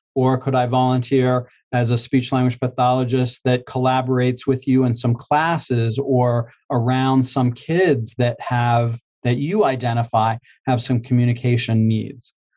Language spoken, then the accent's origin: English; Pittsburgh, Pennsylvania, United States; moved away as an adult; also born or lived in Greensboro, North Carolina; I'm from Pittsburgh, Pennsylvania, and it was just outside of Pittsburgh